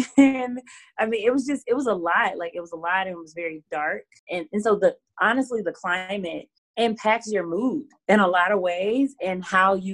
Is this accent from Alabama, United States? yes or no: yes; Alabama, United States; accent: Southern; moved away as an adult; also born or lived in New Orleans; I was from Alabama